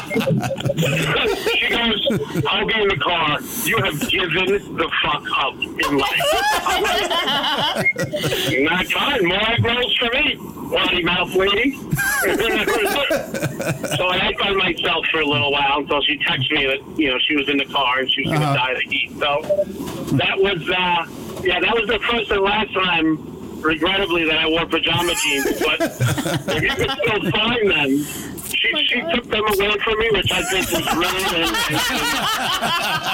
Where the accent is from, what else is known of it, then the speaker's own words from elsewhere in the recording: New Jersey, United States; also born or lived in California; I'm from Jersey